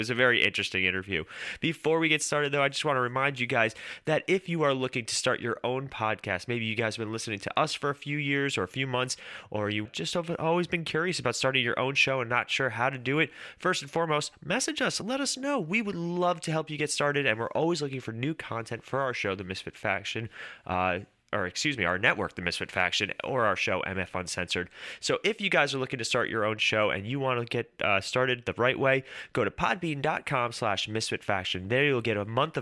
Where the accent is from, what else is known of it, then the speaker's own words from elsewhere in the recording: New York, United States; we're from New York